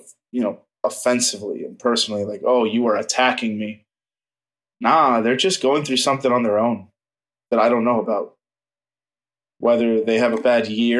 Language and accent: English; Miami, Florida, United States; I grew up in Miami, which is a very, very fast, aggressive city